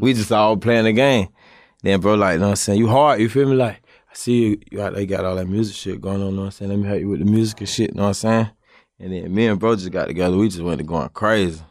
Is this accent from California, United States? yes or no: no; Jacksonville, Florida, United States; when I was young in Jacksonville